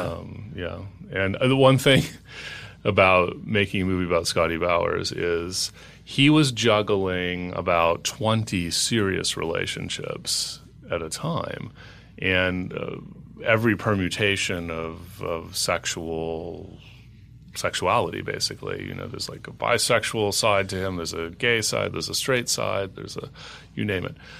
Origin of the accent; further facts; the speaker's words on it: Los Angeles, California, United States; moved away; also born or lived in New York; I moved from New York to Los Angeles a few years ago, even though I'm an L A native.